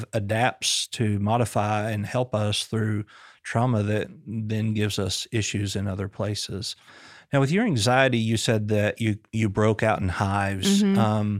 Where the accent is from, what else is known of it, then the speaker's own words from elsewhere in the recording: Booneville, Arkansas, United States; We grew up in Boonville, small town America, about 2.5 hours from here.